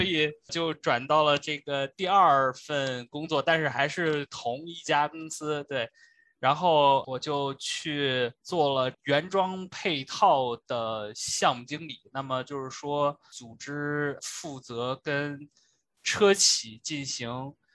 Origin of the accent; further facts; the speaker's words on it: Shandong, China; moved away as an adult; also born or lived in United States; 本身我是山东人